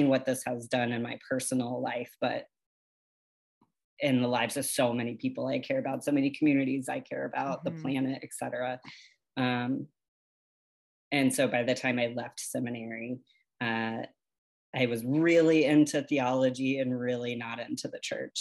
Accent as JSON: {"language": "English", "region": "the South", "country": "United States", "tie": "born or raised there", "said": "growing up in the South"}